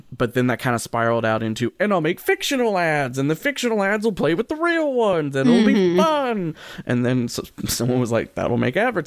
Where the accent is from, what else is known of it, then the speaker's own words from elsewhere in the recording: Kentucky, United States; I grew up in Kentucky